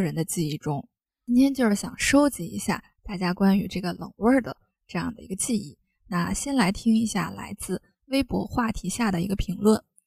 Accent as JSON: {"language": "Chinese", "region": "Northeast China", "country": "China", "said": "作为一个东北人"}